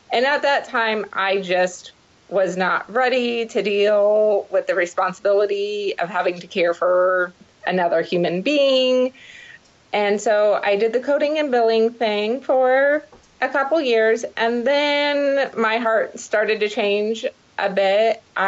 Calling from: Columbus, Ohio, United States; I am actually calling from Columbus, Ohio.

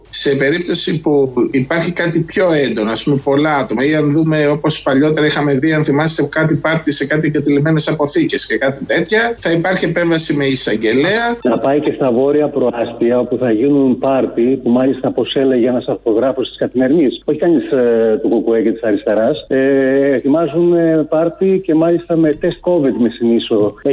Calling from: Veria, Central Macedonia, Greece; από Βέρεια και έμαθα ότι έρχεται ο Κούλη εδώ πέρα.

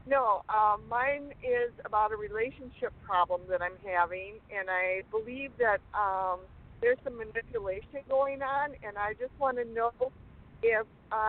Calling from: Rubicon, Wisconsin, United States; And I'm calling from Rubicon.

